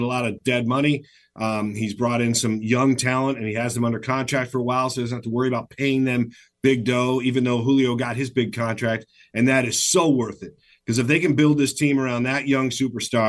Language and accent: English; Michigan, United States; moved away as an adult; now in Seattle, United States; I grew up in Michigan.